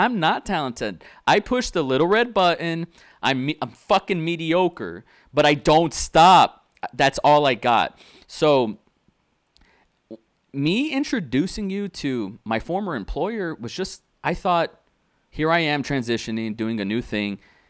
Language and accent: English; Austin, Texas, United States; also born or lived in Tulsa / Dallas / McAllen; It's my real name. I'm from Austin, Texas. I was born in Tulsa, but I moved to Dallas, and I lived in the Valley. You know, McAllen, Harlingen, Brownsville, South Padre Island there, and you know, I grew up in a Hispanic.